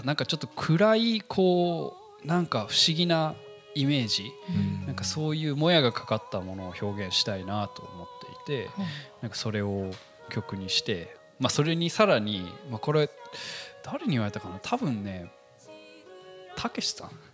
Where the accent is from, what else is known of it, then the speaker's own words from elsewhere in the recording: Tokyo, Japan; also born or lived in United States; 出身はですね、アメリカで、えー、まあ、東京育ちかな